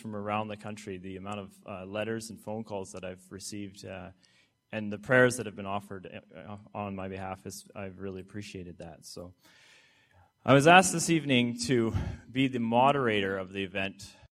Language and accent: English; Canada; And I'm from Canada.